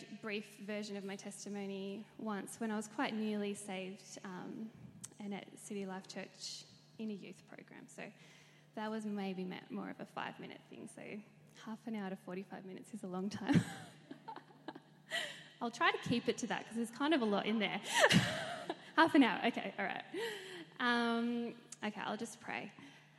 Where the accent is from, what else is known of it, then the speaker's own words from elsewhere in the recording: Melbourne, Victoria, Australia; I was born and raised in Melbourne. I grew up in Wantirna.